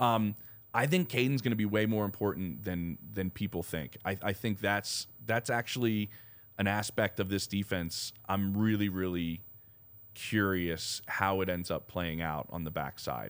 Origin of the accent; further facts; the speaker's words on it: Philadelphia, Pennsylvania, United States; I'm from Philly